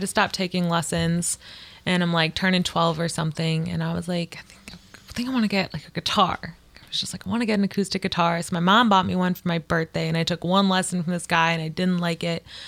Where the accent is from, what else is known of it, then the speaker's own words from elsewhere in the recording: Livonia, Michigan, United States; also born or lived in Hamtramck; now in Ypsilanti, United States; I grew up like in Livonia